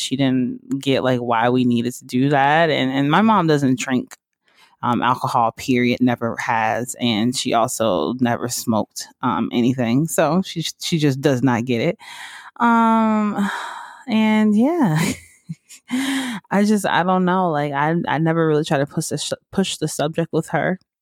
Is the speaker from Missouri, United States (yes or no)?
no; Georgia, United States; also born or lived in Mississippi; now in West Hollywood, United States; I grew up in Georgia